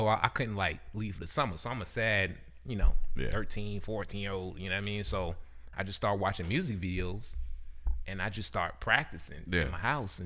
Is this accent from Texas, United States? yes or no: no; New York, United States; Originally New York.